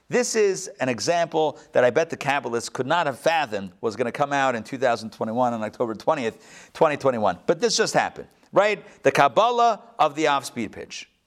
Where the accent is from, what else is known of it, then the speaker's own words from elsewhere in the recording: Rehovot, Central District, Israel; born there; I yes, as you would know, I was born in Rehovot.